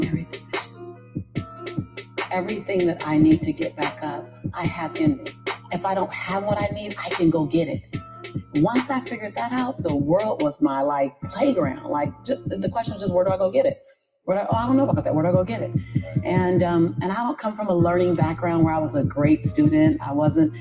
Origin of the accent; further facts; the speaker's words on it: Los Angeles, California, United States; as born and raised in South Central